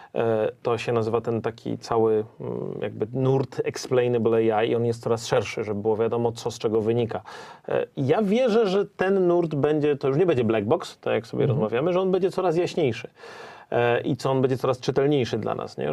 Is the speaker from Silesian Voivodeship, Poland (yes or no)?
yes; Silesian Voivodeship, Poland; za dzieciaka, jak to na Śląsku. Miałem sąsiadkę